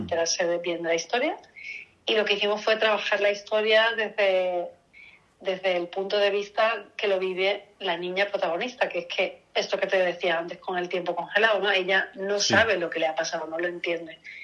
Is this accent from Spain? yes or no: yes; Seville, Andalusia, Spain; yo soy de Sevilla